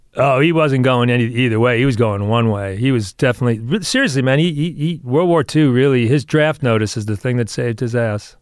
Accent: New York, United States; now in Los Angeles, United States; I was born in New York, and, uh, my father was, did exactly what I do.

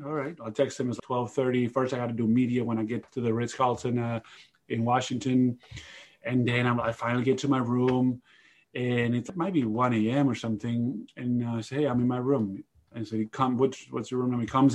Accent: Spain; It's my home country.

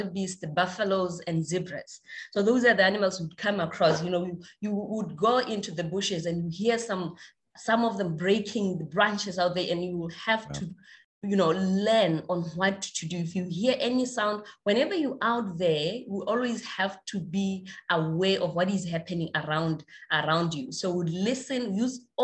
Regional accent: Gumare, North-West District, Botswana; I was born in a village called Gumare

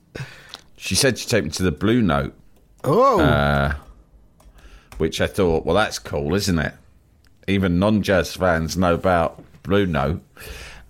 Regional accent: London, United Kingdom

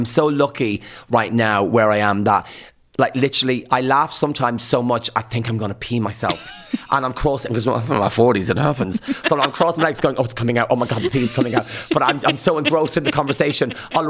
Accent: Rathangan, County Kildare, Ireland; I say karma because I'm from Rathang and we talk like that. I had elocution lessons back in the day and that's why I talk differently.

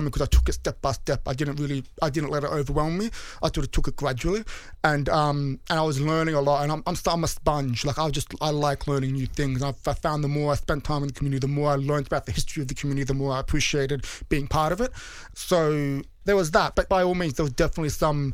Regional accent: Sydney, New South Wales, Australia; accent: Bogan; moved away as an adult; now in London, United Kingdom; I was born in Sydney.

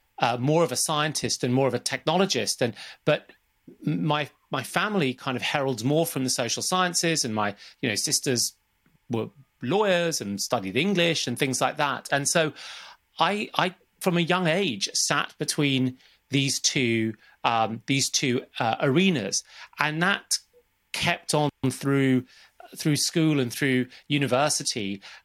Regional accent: Zambia; born there; It starts from where I was born and when I was born. I was born in Zambia in 1972, and my dad was working out there as an accountant

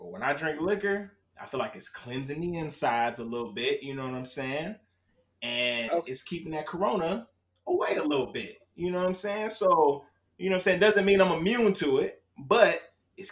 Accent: United States; I'm a proud American.

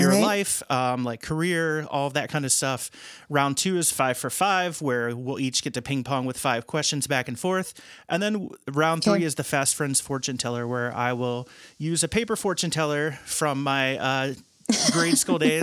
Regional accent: Dearborn County, Indiana, United States; I grew up in Dearborn County. I grew up in Morse Hill.

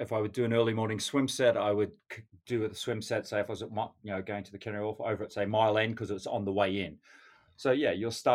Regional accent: North Queensland, Australia; moved away as an adult; now in London, United Kingdom; growing up in Australia, you know, we have great weather most of the year living in North Queensland

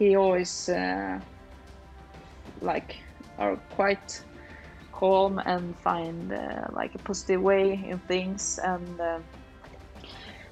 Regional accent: Lysehamn, Sweden; moved away as an adult; also born or lived in Falun; Lysehamn is like my hometown, but I haven't lived here the last 15 years

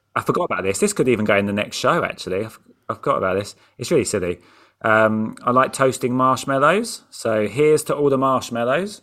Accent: England, United Kingdom; I'm from England

